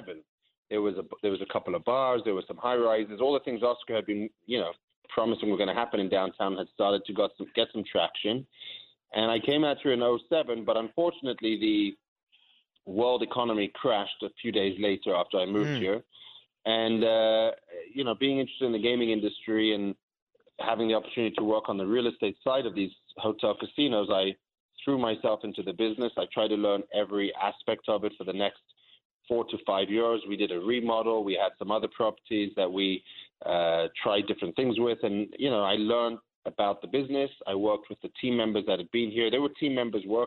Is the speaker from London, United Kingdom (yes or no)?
yes; London, United Kingdom; moved away as an adult; also born or lived in South Africa; now in Las Vegas, United States; I'm born in South Africa. I grew up in London